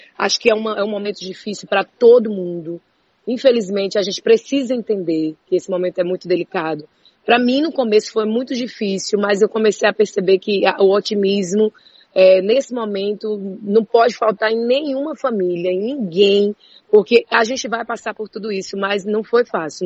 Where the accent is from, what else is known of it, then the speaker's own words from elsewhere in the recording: Juazeiro do Norte, Ceará, Brazil; moved away; eu sou do interior do Ceará, eu sou de Juazeiro do Norte. Eu, eu cresci vendo fogueira na frente de casa no período de São João.